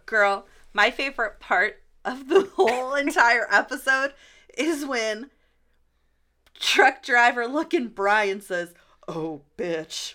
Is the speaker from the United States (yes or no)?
yes; Pittsburgh, Pennsylvania, United States; we're from Pittsburgh